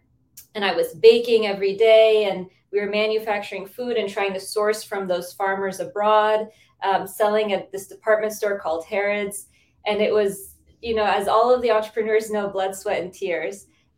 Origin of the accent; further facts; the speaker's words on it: United States; I'm from the States.